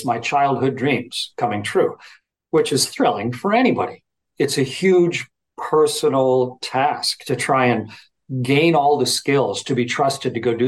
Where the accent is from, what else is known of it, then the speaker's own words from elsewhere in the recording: Southern Ontario, Canada; a kid from on a farm, you know, where I grew up in Southern Ontario